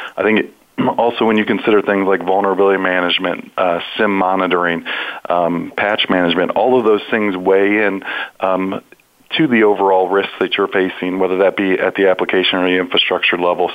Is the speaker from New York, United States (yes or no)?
no; Ohio, United States; I'm also born and bred in Ohio